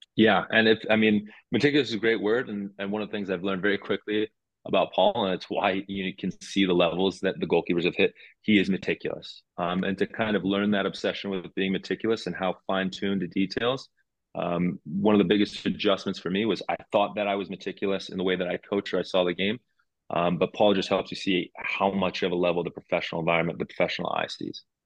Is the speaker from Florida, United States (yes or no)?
no; New Jersey, United States; moved away as an adult; now in Cincinnati, United States; we grew up together in Jersey